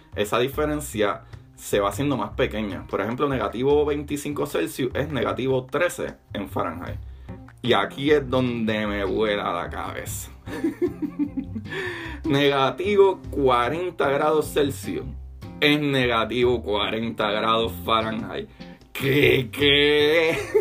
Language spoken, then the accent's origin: Spanish; Puerto Rico; me crié en mi, cultura en Puerto Rico